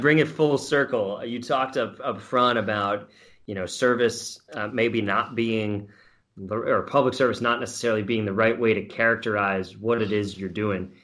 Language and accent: English; New York, United States; as a fellow New Yorker